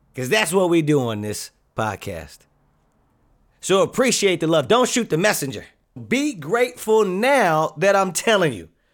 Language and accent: English; Southern California, United States; I grew up here in Southern California